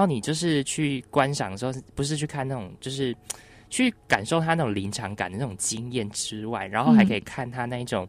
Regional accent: Penghu County, Taiwan; 我的老家澎湖

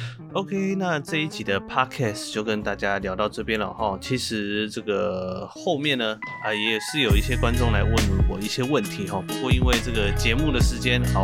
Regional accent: Chiayi, Chiayi City, Taiwan; 其实因为我的邻居呢，他们全部都是讲台语。很妙哦，我在这个算是嘉义市都市长大，但是我的邻居全部都讲台语。

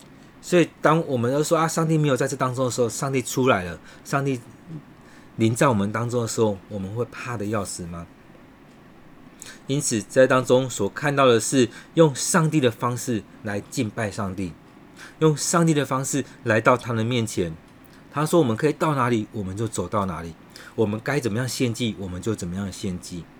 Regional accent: Taiwan; 你的保守也要与我们台湾人同在，与这个世界上许多的人同在

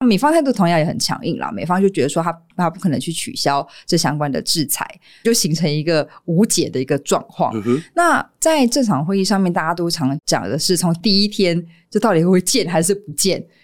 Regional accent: Taiwan; 作为中华民国家的民众

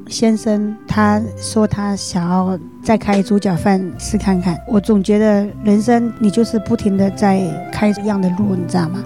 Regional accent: Jiangxi, China; moved away as an adult; now in Taiwan; 我是两千年十一月来到台湾的。我的家乡是在江西

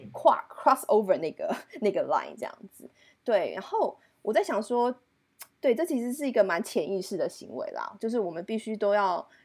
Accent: Canada; accent: Canadian; from Canada，因为他自己也觉得很新奇，他觉得说，哇，怎么会有个 Canadian friend 这样子

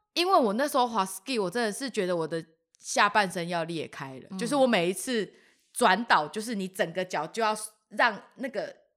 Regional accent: Kaohsiung, Taiwan; 我是南部人

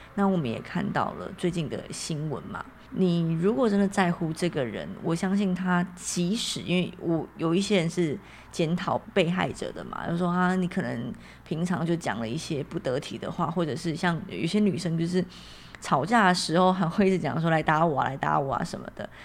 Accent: Taiwan; 我是台湾人嘛，那我又是乡下小孩

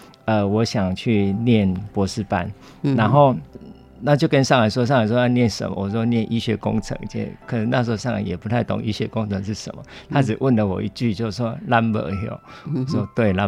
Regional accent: Guiren, Tainan, Taiwan; 呃，台南县。归仁乡

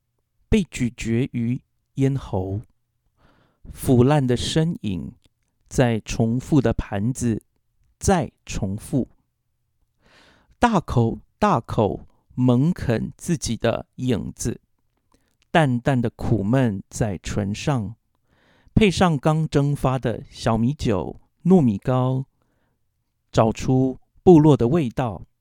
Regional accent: Taiwan; 所以我自己小时候在部落里面成长的时候，我就是一个异类。

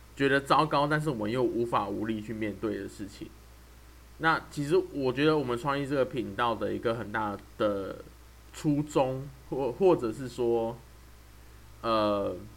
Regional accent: Taoyuan, Taiwan; now in Pingtung, Taiwan; 我是住在屏东。啊，可是我是桃园人

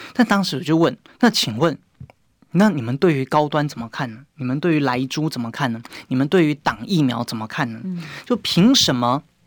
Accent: Taiwan; 问我们台湾人自己就知道

